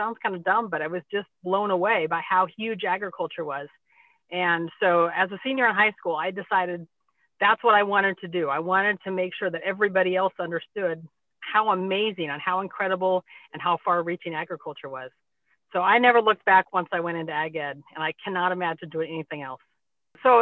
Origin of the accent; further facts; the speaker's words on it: North Bend, Nebraska, United States; moved away as an adult; also born or lived in Henderson, Nebraska / Scribner, Nebraska; now in York, United States; us growing up in North Bend